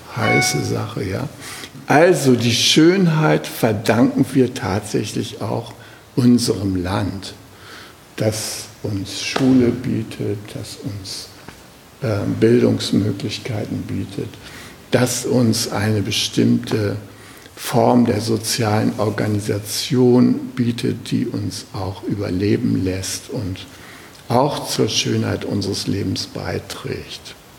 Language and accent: German; Germany; ich bin äh, aus Deutschland oder aus Westdeutschland